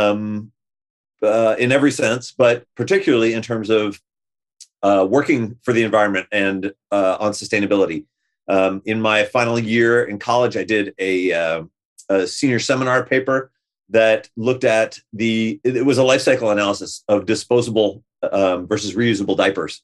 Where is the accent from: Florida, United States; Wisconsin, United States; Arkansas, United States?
Florida, United States; west coast of; moved away as an adult; also born or lived in Boston, Massachusetts, United States; now in Santa Cruz, United States; I was born in Boston. My parents met in Boston. My dad grew up in Boston. We lived there for 3 or 4 years before ultimately my parents moved to the west coast of Florida